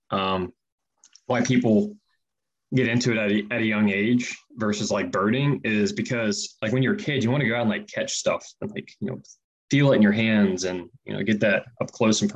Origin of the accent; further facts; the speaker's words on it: East Texas, United States; I grew up in East Texas